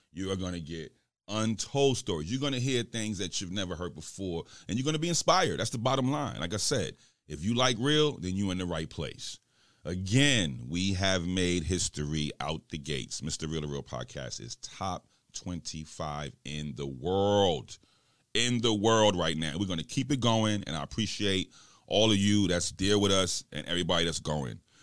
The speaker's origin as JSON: {"language": "English", "region": "New York", "country": "United States", "said": "I'm from New York, and I'm straight goon squad"}